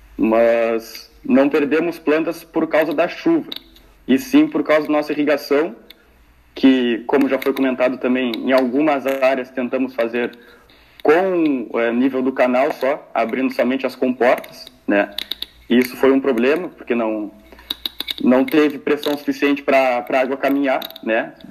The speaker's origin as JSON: {"language": "Portuguese", "town": "Pelotas", "region": "Rio Grande do Sul", "country": "Brazil", "said": "eu sou de Pelotas aqui"}